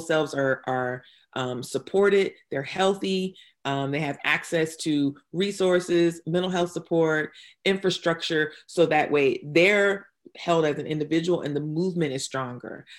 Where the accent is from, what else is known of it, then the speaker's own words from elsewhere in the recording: New Bern, North Carolina, United States; also born or lived in Durham, North Carolina; I'm originally from New Bern, North Carolina. I'm, I am a multiple generation North Carolinian